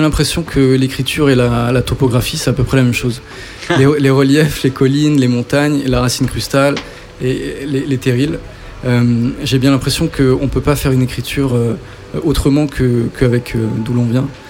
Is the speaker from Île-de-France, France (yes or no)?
no; Saint-Étienne, Auvergne-Rhône-Alpes, France; je viens donc de saint etienne